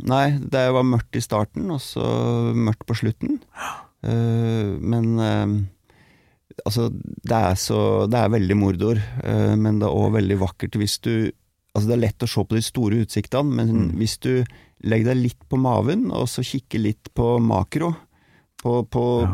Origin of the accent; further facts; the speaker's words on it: Tolga, Innlandet, Norway; jeg er veldig glad i hjembygda mi